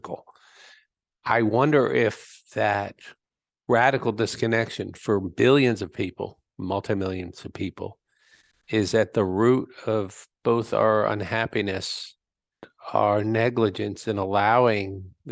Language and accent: English; South Florida, United States; I grew up in South Florida